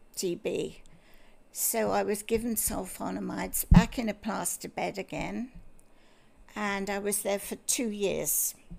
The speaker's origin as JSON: {"language": "English", "town": "Bristol", "region": "South West England", "country": "United Kingdom", "tie": "born or raised there", "also_born_or_lived": "Scotland", "moved": "as an adult", "lives_now": "Australia", "said": "I was born in Scotland oh. because my father had a job up there, and um, we very quickly moved down to Bristol"}